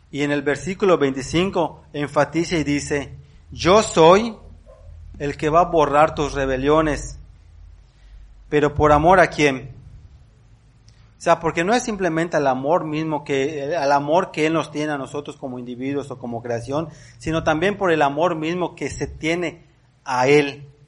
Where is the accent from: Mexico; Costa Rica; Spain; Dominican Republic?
Mexico; somos mexicanos